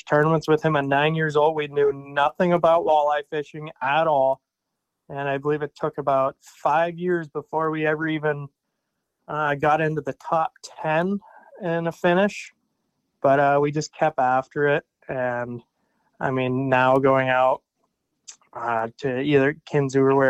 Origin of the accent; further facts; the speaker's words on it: St. Marys, Pennsylvania, United States; I am from St. Mary's, Pennsylvania, kind of out in the middle of nowhere